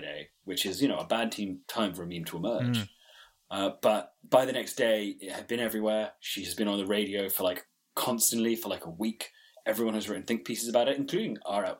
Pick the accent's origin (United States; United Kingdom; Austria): United Kingdom; we're British